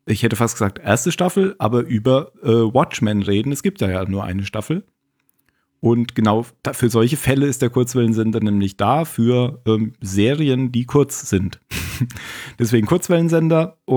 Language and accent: German; Baden-Württemberg, Germany; moved away; also born or lived in Bavaria; ich bin ja Badener.